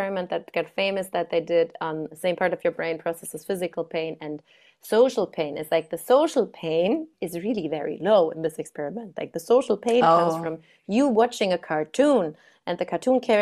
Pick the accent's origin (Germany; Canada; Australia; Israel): Germany; moved away; I'm from Germany originally